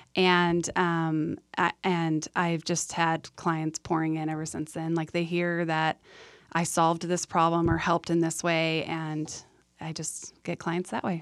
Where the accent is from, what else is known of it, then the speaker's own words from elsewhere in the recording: San Diego, California, United States; moved away as an adult; also born or lived in Idaho; now in Utah, United States; I grew up in San Diego